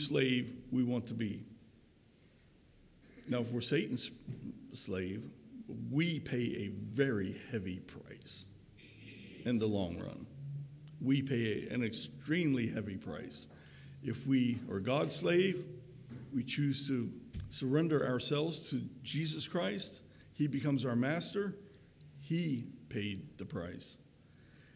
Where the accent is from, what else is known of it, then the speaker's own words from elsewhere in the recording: Crownsville, Maryland, United States; where I grew up in the Crownsville area, just 6 or so miles west of Annapolis and a little bit north, right along the Severn River